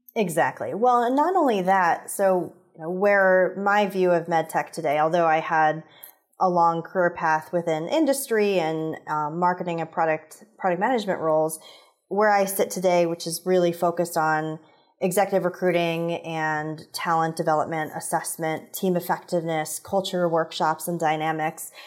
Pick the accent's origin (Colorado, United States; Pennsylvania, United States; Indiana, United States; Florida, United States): Indiana, United States; Indianapolis; I grew up in Indianapolis, where Eli Lilly is based